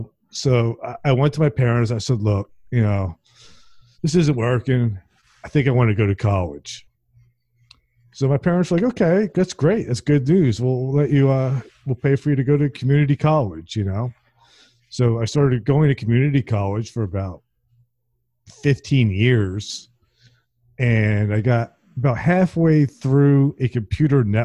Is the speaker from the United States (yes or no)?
yes; Princeton, New Jersey, United States; I grew up in Princeton, New Jersey, and is very sort of pretentious